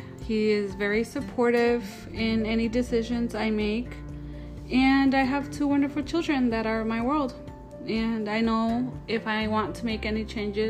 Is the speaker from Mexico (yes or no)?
yes; Michoacán, Mexico; born there; I am 28 years old and I was born in Michoacán, Mexico.